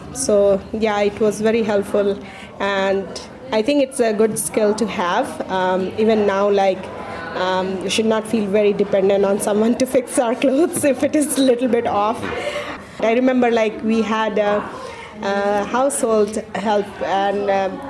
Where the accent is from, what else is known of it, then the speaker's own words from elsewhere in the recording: Bihar, India; moved away as an adult; now in Pelham, United States; I was born and raised in India in the northeastern part called Bihar